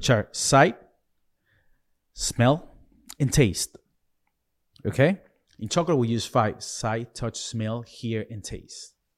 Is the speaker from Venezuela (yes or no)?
yes; Venezuela; moved away; I was born in Venezuela